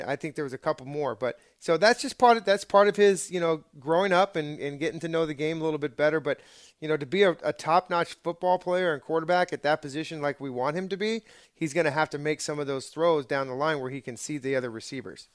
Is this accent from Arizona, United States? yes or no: yes; Arizona, United States; I grew up in Arizona